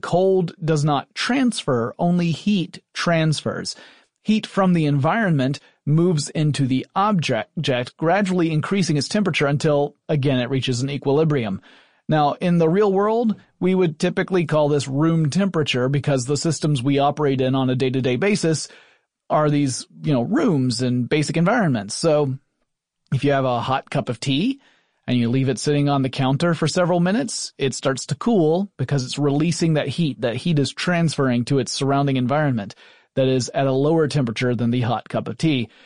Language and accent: English; Atlanta, Georgia, United States; born or raised there